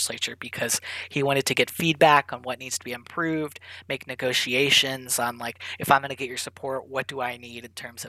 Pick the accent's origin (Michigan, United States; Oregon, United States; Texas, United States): Oregon, United States; moved away as an adult; from Oregon, growing up in Oregon